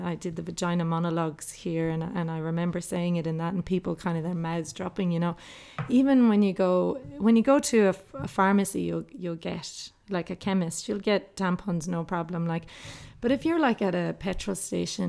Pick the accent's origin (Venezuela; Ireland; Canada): Ireland; moved away as an adult; now in Australia; growing up in Ireland, we were the only family anywhere around us